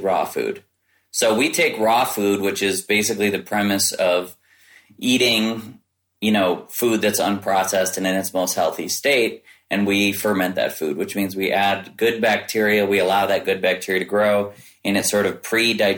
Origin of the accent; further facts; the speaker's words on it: Midwest, United States; I grew up in the Midwest